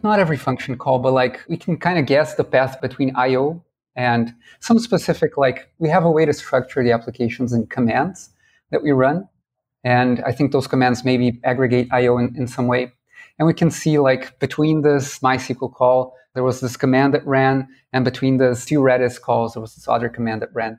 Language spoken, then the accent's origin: English; Brazil; And I'm from Brazil. I'm in São Paulo right now